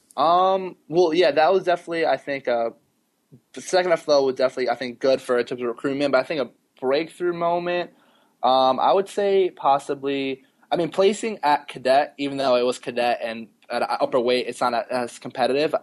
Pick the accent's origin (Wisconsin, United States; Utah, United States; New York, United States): New York, United States; New York City; I grew up in Queens when I was younger, so Mets